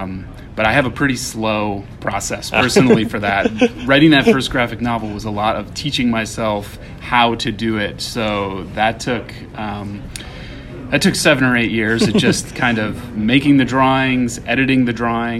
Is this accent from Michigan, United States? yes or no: yes; Michigan, United States; my upbringing when I was growing up in Michigan